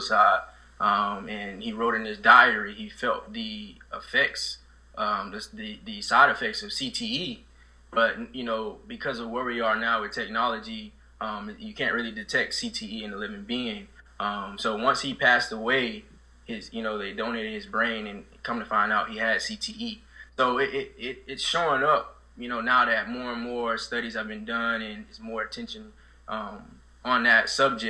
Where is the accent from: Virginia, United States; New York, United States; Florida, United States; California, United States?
Florida, United States; Sanford; I come from Sanford, Florida, you know, low-income housing